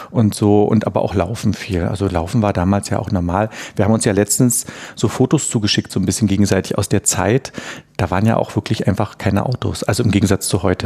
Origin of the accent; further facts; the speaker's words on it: Berlin, Germany; ich komme ja aus Ostberlin